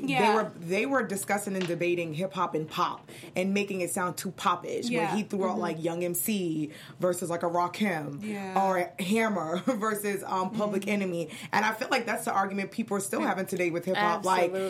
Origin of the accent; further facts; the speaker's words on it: New York City, New York, United States; I grew up in Brooklyn. I grew up in New York.